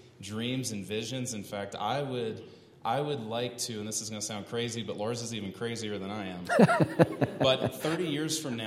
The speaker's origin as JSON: {"language": "English", "region": "East Coast", "country": "United States", "moved": "yes", "lives_now": "Colorado Springs, United States", "said": "We're from the East Coast originally"}